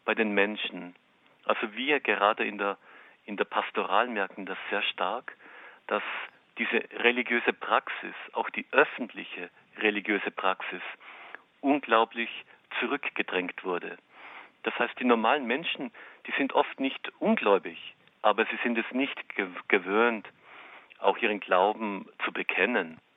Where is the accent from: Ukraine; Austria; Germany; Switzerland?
Austria; northern Austria; now in Kazakhstan; Und ich komme aus Österreich, aus dem Norden Österreichs, aus einem Gebiet, das heißt das Sibirien Österreichs.